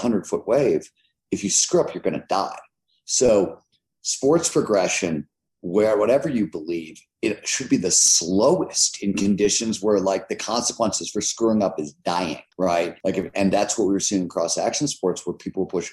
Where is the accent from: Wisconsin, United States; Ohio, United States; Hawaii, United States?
Ohio, United States; Cleveland; I grew up in Cleveland, Ohio in the 70s